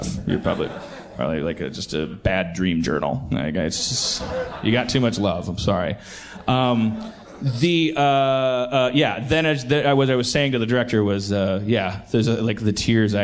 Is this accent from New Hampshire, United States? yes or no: no; Milwaukee, Wisconsin, United States; accent: Milwaukee; now in California, United States; my little Milwaukee accent